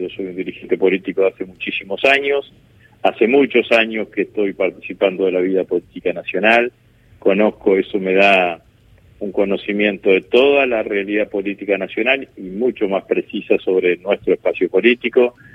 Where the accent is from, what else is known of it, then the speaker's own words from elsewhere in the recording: Vera, Santa Fe, Argentina; en el pueblo donde yo vivía, donde yo nací, que es en Vera, en el norte de la provincia de Santa Fe